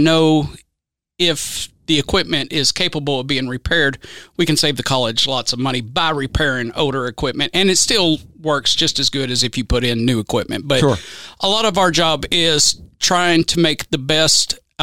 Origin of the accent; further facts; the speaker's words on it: Owensboro, Kentucky, United States; also born or lived in Louisville, Kentucky; I was born in Owensboro, but raised in Weissville, which is, you know, right outside the city limits